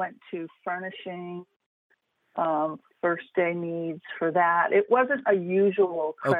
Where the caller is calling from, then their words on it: California, United States; I'm calling from California.